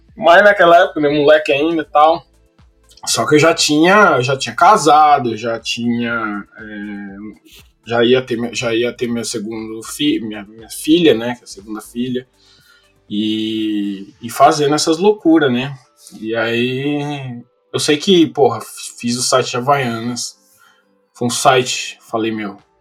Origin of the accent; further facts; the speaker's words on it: São Paulo, Brazil; moved away as an adult; now in Los Angeles, United States; eu venho da Zona Leste de São Paulo. É, morei na Coab, ah, na Coab 2 até os 20 anos de idade